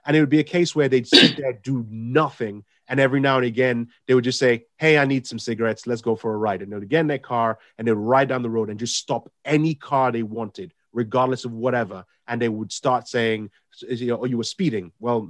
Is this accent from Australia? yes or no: no; London, United Kingdom; I grew up in South London when I came here